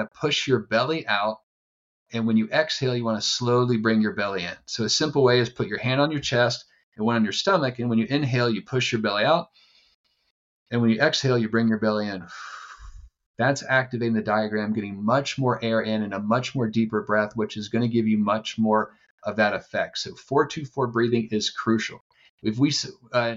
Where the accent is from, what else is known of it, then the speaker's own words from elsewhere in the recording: East Coast, United States; now in San Diego, United States; I'm from the East Coast. I live in San Diego